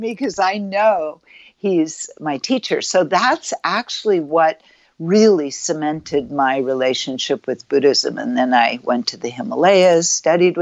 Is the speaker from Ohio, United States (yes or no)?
no; Marin County, Northern California, United States; I grew up in California, Northern California, in Marin County, Bay Area.